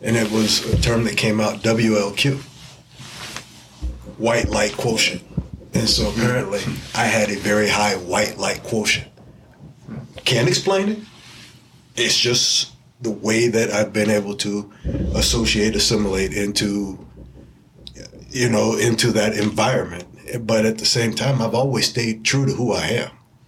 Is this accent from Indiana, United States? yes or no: yes; Indianapolis, Indiana, United States; I'll tell you about my experience.